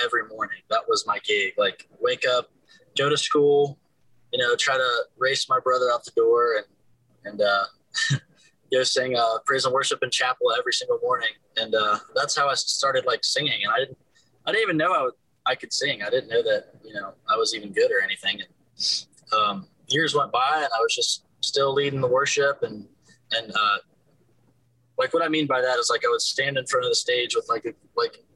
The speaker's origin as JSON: {"language": "English", "town": "Buford", "region": "Georgia", "country": "United States", "tie": "born or raised there", "moved": "as an adult", "lives_now": "Nashville, United States", "said": "I grew up in Georgia, Buford, Georgia"}